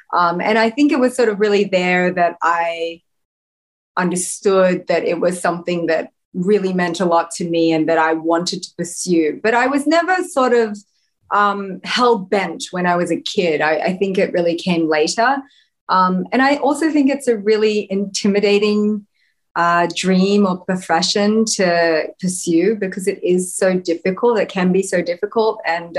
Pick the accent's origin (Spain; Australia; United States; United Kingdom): Australia; Yes. I mean, growing up in Australia is the literal best. I could not be more thankful to have been born in Australia and be Australian, be a little, you know, suburban Aussie kid growing up, going to the beach.